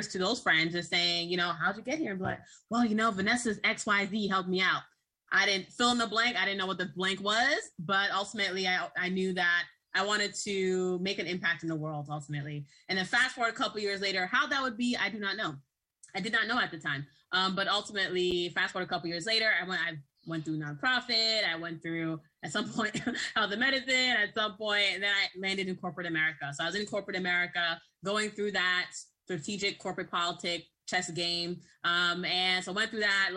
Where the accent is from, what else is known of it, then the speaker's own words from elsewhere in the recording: New York City, New York, United States; also born or lived in Boston, Massachusetts; I was raised in Brooklyn, New York, and Boston, Massachusetts